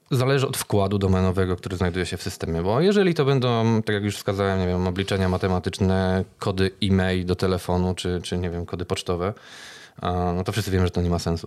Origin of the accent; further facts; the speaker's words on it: Kraków, Lesser Poland, Poland; jestem z Krakowa